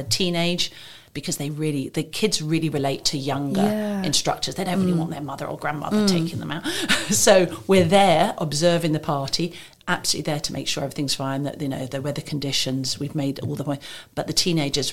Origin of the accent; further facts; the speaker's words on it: England, United Kingdom; also born or lived in different countries; now in Maidenhead, United Kingdom; I came to Maidenhead about 12 years ago. I'm originally from England, but I've lived in different countries.